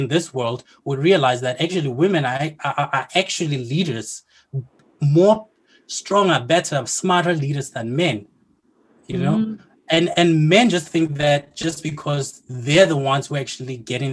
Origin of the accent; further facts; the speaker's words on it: South Africa; I'm from South Africa